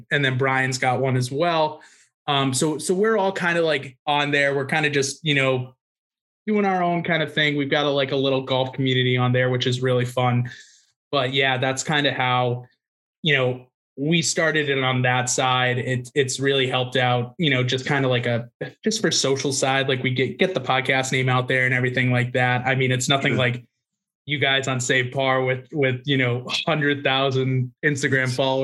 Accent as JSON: {"language": "English", "region": "Massachusetts", "country": "United States", "tie": "born or raised there", "said": "I grew up on the Massachusetts, Rhode Island border"}